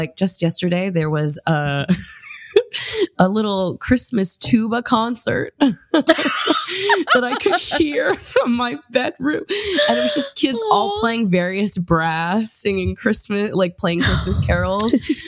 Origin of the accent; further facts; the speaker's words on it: East Coast, United States; moved away as an adult; also born or lived in California; but I'm here now in my hometown and we love it. It's very cold and beautiful.